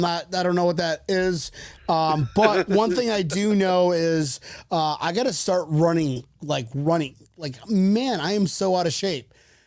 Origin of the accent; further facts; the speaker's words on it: Western New York, United States; also born or lived in Olongapo, Philippines; we grew up in Western New York, folks.